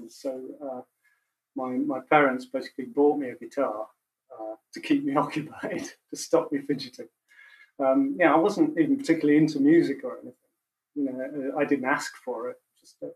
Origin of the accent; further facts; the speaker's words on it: Macclesfield, North West England, United Kingdom; when I was growing up in Macclesfield.